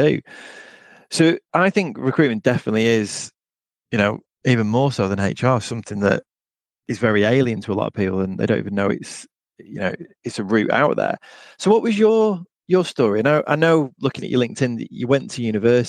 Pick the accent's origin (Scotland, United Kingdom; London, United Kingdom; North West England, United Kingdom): North West England, United Kingdom; Blackpool; moved away as an adult; also born or lived in Derby; my hometown of Blackpool.